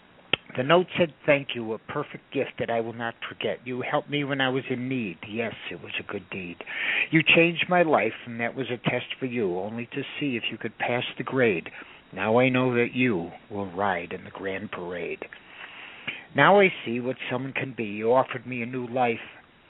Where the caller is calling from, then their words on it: Woodland Hills, California, United States; Woodland Hills.